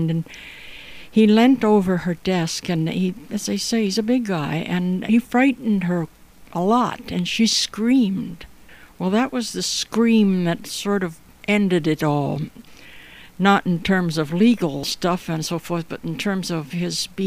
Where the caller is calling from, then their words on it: Toronto, Ontario, Canada; I'm podcasting from Toronto, Ontario, Canada, and my podcasts together are called A Storied Life.